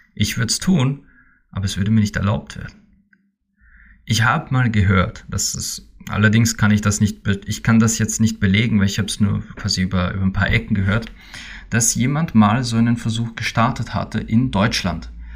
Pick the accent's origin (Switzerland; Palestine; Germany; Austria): Austria; bei uns in Österreich